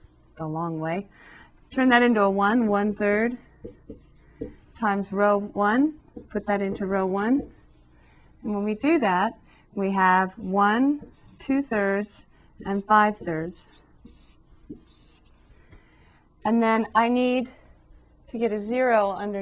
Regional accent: Southern California, United States; back where I come from, growing up in Southern California

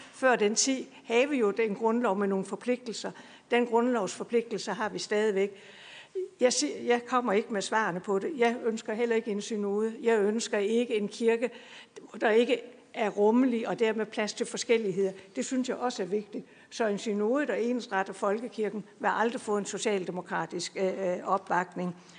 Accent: Bredballe, Southern Denmark, Denmark; jeg kommer fra Bredballe, kan I måske høre

